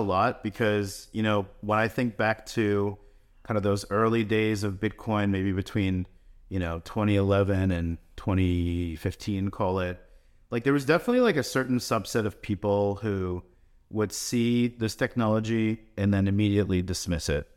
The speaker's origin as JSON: {"language": "English", "country": "United States", "tie": "born or raised there", "also_born_or_lived": "Russia", "said": "We grew up here around New York, New Jersey"}